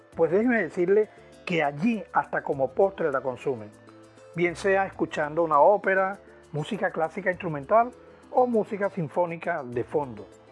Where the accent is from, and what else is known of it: Venezuela